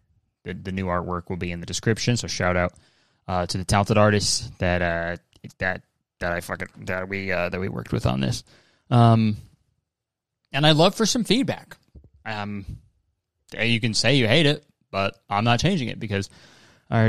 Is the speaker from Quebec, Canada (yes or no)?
no; Hamilton, Ontario, Canada; my hometown in Canada